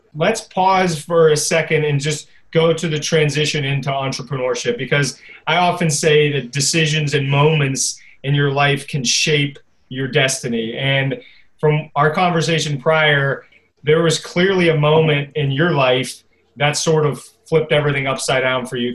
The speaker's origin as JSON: {"language": "English", "town": "Pittsburgh", "region": "Pennsylvania", "country": "United States", "said": "I'm from Pittsburgh too"}